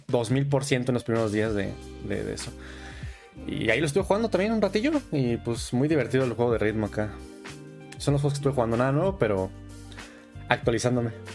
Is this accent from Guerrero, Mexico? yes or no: no; southern Michoacán, Mexico; Yo soy del estado de Michoacán